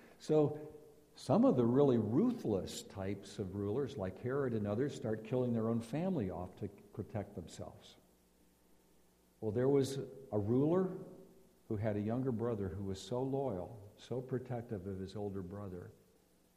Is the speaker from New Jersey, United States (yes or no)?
no; Philadelphia, Pennsylvania, United States; I'm from Philadelphia